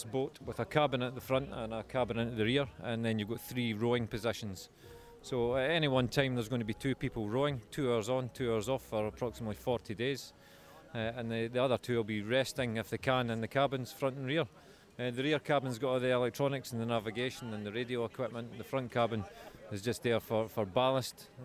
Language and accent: English; Scotland, United Kingdom; probably sit down and have a, a fish supper and a can of Irn-Bru, being a Scotsman.